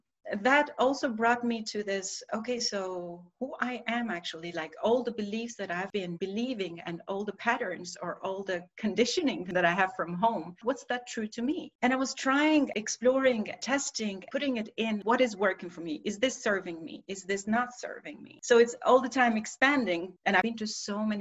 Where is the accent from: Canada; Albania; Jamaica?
Albania; moved away as an adult; now in Copenhagen, Denmark; I was born and raised in Albania, and I moved in my late